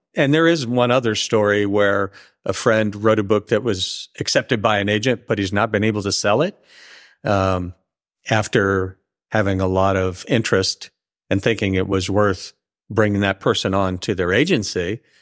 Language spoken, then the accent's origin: English; the Northwest, Pacific Northwest, United States; now in California, United States; I grew up in the Northwest